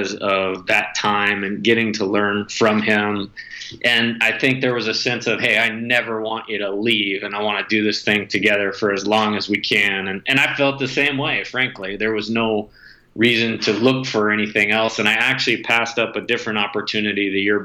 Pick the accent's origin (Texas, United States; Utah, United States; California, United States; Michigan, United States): California, United States; Northern; moved away; I was originally from Northern California